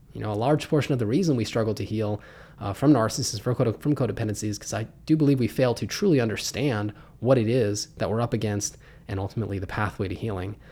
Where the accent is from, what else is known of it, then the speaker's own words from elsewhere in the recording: Pittsburgh, Pennsylvania, United States; I was raised in Pittsburgh, Pennsylvania.